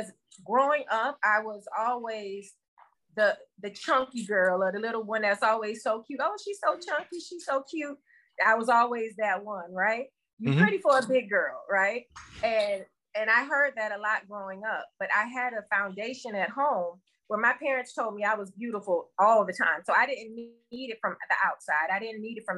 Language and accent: English; Miami, Florida, United States; I am a native of Miami, Florida, born and raised in Miami, still living in Miami